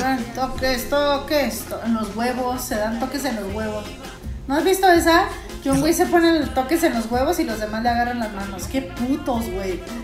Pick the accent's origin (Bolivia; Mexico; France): Mexico; Aquí somos mexicanos. Aquí sí somos mexicanos